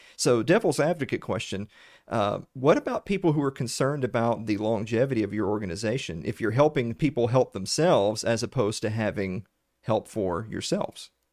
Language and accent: English; the South, United States; accent: Southern; me and Sherry are from the actual South, not Texas